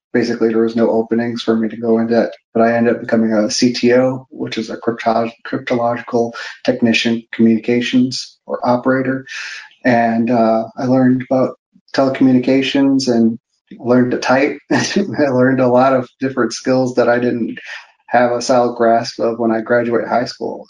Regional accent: Park Forest, Illinois, United States; I, am from Park Forest, Illinois. Uh, it's a very small town in the south suburbs of Chicago, very close to the border of Indiana.

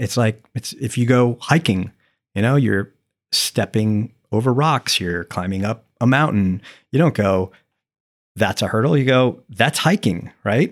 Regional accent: St. Petersburg, Florida, United States; also born or lived in New Jersey; I'm seven years old and we're moving from New Jersey to Florida

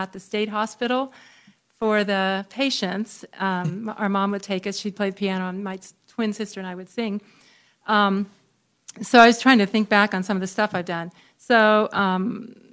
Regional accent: Henry County, Indiana, United States; I was raised here in Henry County all my life

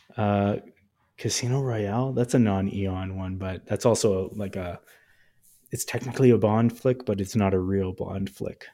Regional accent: Canada; as a Canadian

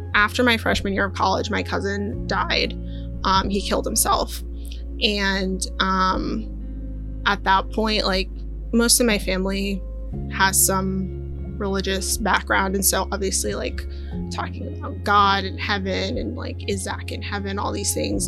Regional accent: Maryland, United States; also born or lived in Inglewood, California; I was born in Inglewood, California. Then I grew up mostly in Maryland

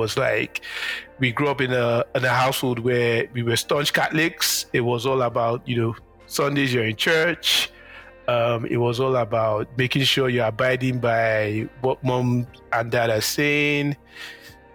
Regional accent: Nigeria; moved away as an adult; also born or lived in Lagos / Enugu; now in Canada; I'm a Niger boy, 100%. I grew up, lived in Nigeria

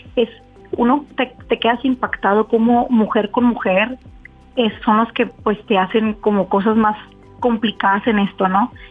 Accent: United States; now in Mexico; yo soy americana y mi hija también somos americanas

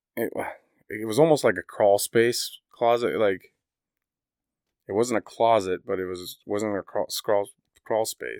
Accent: Indiana, United States; I grew up in Indiana

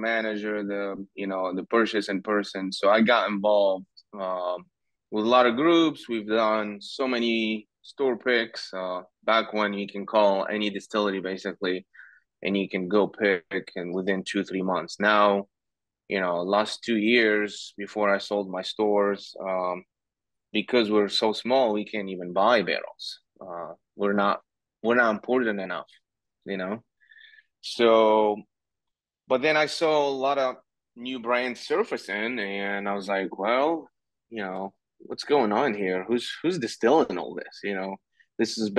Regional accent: Tunis, Tunis Governorate, Tunisia; moved away as an adult; also born or lived in New York City, United States; now in Louisville, United States; born and raised in Tunis.

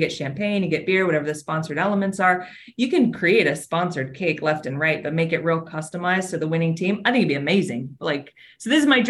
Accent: Arizona, United States; moved away as an adult; also born or lived in Wyoming / New Jersey; I played soccer growing up in Arizona.

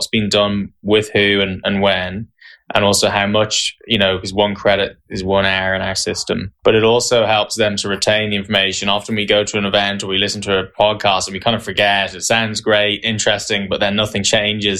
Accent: Ireland; also born or lived in County Tipperary / Waterford; I grew up in Ireland. My first taste of tennis was in Carrickinshire, County Tipperary

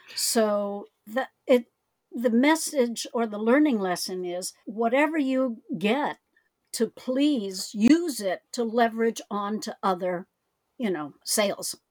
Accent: United States; I am Chinese American

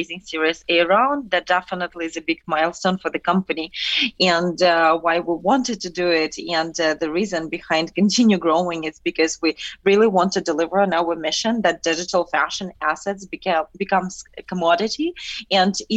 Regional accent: Ukraine; moved away; we're both originally from Ukraine

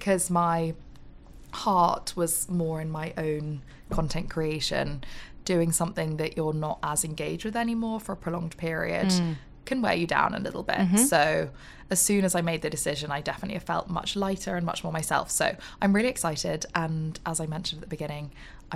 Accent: Oxford, South East England, United Kingdom; also born or lived in Exeter; I grew up in Oxford

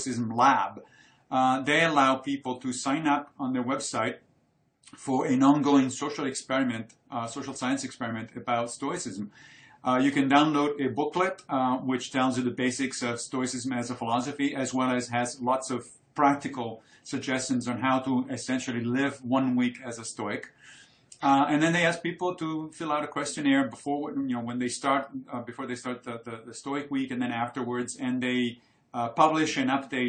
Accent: Italy; moved away; I grew up in Italy and I studied Roman history

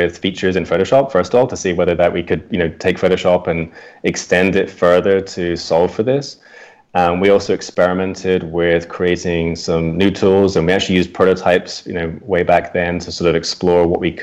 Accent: United Kingdom; moved away as an adult; now in United States; I also moved from the UK to the US. Maybe from my accent, you can tell I'm from the UK.

